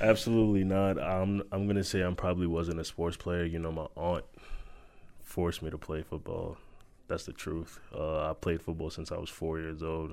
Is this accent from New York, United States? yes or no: yes; New York, United States; We are from New York